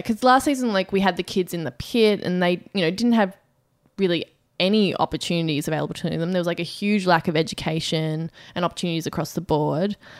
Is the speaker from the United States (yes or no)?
no; Australia; as an Australian